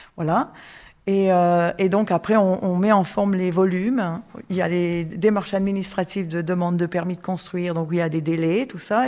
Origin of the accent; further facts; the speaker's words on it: Canada; moved away as an adult; now in France; je suis canadienne